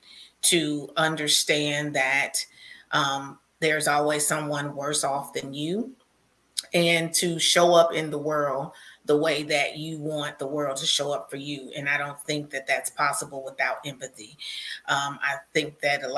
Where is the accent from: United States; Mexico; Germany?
United States; Chicago, Illinois; a little Black girl growing up on the South Side of Chicago